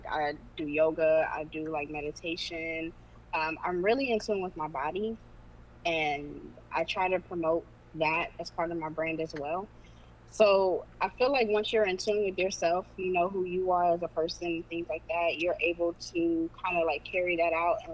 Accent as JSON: {"language": "English", "town": "Dayton", "region": "Ohio", "country": "United States", "said": "I'm from Dayton, Ohio"}